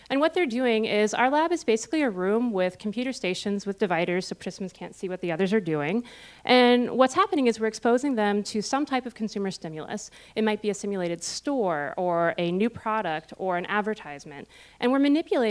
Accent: Cincinnati, Ohio, United States; moved away as an adult; also born or lived in Austin, Texas / South Carolina; now in Columbus, United States; I am originally from Cincinnati

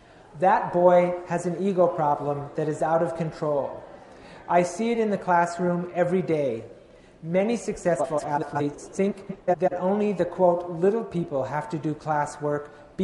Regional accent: the South, United States; I grew up in the South, and my mother and my grandmother were really good cooks.

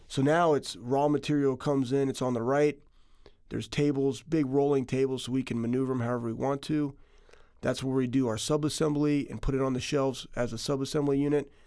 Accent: Texas, United States; also born or lived in Iowa; now in Ohio, United States; I was, I was born in Iowa, and I was, I was raised in Texas

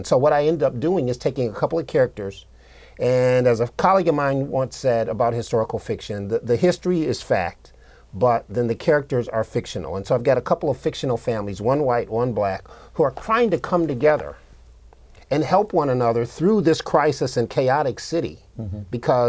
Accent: Buffalo, New York, United States; now in Ohio, United States; I grew up in Buffalo

